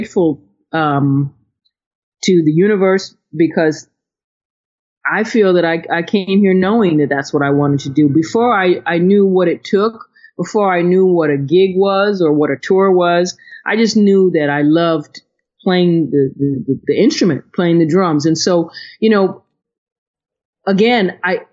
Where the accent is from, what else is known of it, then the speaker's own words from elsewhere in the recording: Ohio, United States; moved away; also born or lived in Connecticut; I'm from Ohio